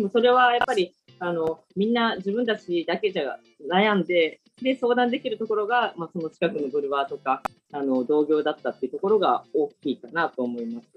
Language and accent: Japanese; Suita, Osaka, Japan; 私の生まれは箕面市の隣の吹田市っていうところで